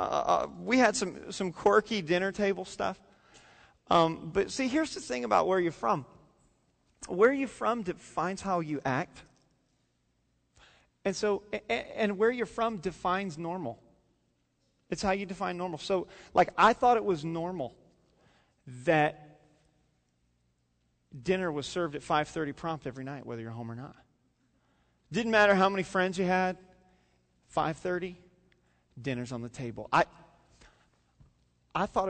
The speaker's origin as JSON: {"language": "English", "region": "Indiana", "country": "United States", "tie": "born or raised there", "moved": "yes", "said": "I was born and raised in Indiana"}